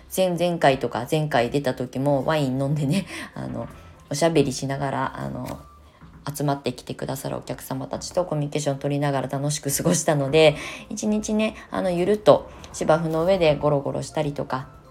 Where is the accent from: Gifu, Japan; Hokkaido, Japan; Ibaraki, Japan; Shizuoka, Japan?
Ibaraki, Japan; Kasama; moved away as an adult; also born or lived in Kamakura/Shonan, Kanagawa; now in Kamakura, Japan; U ターン移住して茨城県笠間市というね生まれ育った故郷に帰ってまた再スタートする